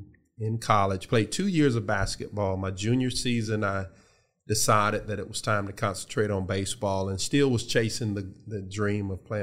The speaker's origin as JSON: {"language": "English", "town": "Columbus", "region": "Georgia", "country": "United States", "tie": "born or raised there", "said": "received a scholarship to Columbus State University, which is in my hometown, Columbus, Georgia."}